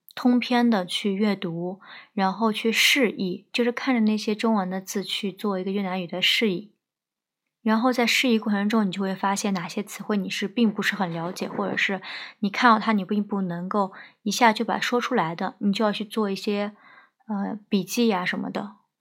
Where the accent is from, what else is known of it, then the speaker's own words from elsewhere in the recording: southern China, China; 我是南方人，不是很适应北方这种干燥的气候